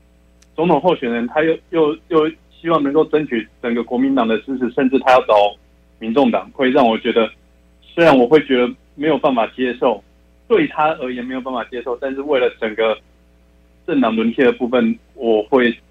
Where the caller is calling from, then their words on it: Taichung, Taiwan